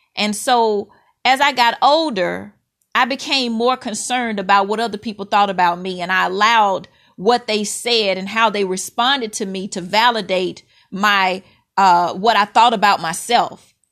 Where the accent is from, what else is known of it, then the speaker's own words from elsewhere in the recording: Mississippi, United States; When I was a little girl growing up in Mississippi